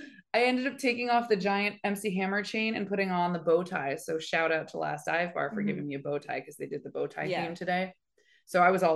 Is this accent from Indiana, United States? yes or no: no; Oakland, California, United States; I was listening to rap and R&B growing up in Oakland.